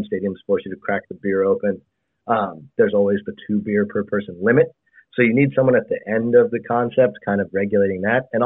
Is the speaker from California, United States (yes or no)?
yes; Bay Area, California, United States; I grew up in the Bay Area.